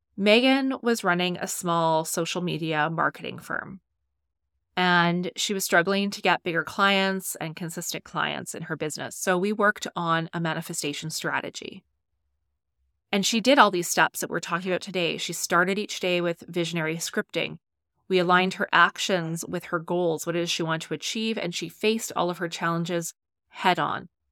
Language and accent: English; Canada; I'm Canadian